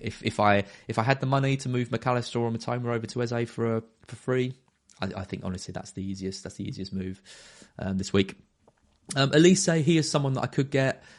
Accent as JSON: {"language": "English", "town": "Brentwood", "region": "East of England", "country": "United Kingdom", "tie": "born or raised there", "said": "Brentwood, my hometown."}